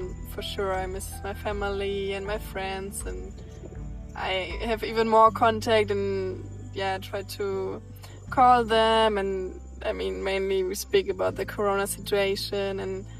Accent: Germany; moved away as an adult; now in Bali, Indonesia; I'm from Germany. And I'm in Bali now for around 4 months.

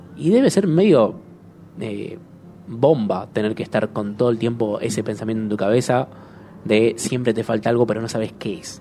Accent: Argentina; nosotros como argentinos

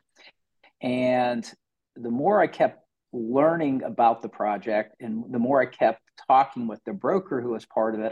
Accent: Pittsburgh, Pennsylvania, United States; I grew up in Western Pennsylvania, actually a small suburb of Pittsburgh, Pennsylvania

